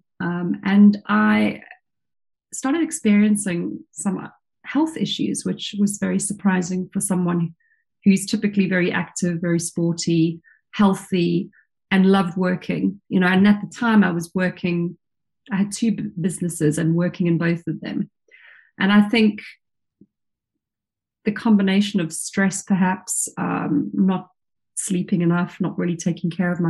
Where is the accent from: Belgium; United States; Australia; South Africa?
South Africa; now in England; as a child growing up in South Africa, I was always in the ocean, in the pool, swimming